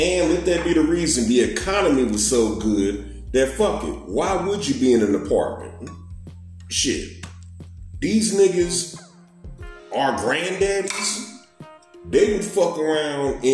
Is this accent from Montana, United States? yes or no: no; St. Louis, Missouri, United States; I'm from St. Louis, but my peoples is from Biloxi, Mississippi